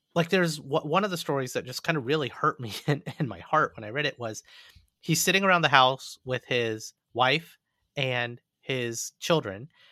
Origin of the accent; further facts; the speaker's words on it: Montgomery, Alabama, United States; moved away as an adult; I actually grew up in Montgomery, Alabama.